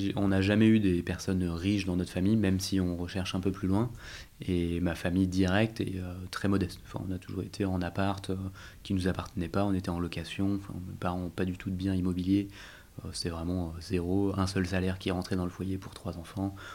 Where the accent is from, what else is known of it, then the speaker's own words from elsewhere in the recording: Val-de-Marne, Paris region, Île-de-France, France; J'ai grandi en région parisienne, ah, dans le Val-de-Marne, où j'habite euh, toujours